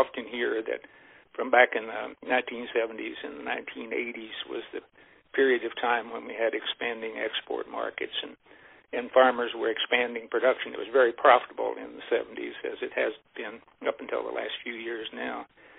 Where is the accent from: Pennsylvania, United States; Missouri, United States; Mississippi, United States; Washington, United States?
Missouri, United States; grow up on a small dairy farm. It happened to be in southwest Missouri at that time rather than Iowa, so I'm originally from Missouri.